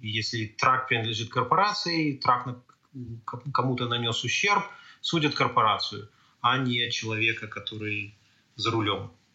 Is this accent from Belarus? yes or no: yes; Belarus; moved away as an adult; now in Canada; о белорусском, том, откуда я родом